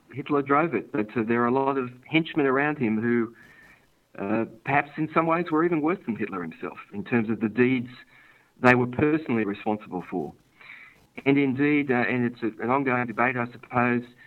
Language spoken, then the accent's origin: English; Sydney, New South Wales, Australia; I was born here in Sydney.